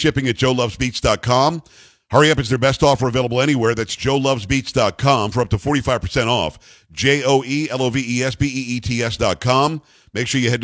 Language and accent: English; United States; I'm an American